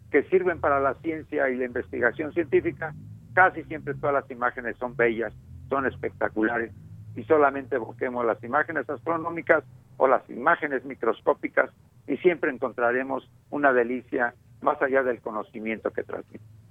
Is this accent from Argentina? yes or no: no; Mexico; moved away as an adult; now in Madrid, Spain; aunque soy mexicano, la coordino desde Madrid desde hace más de 10 años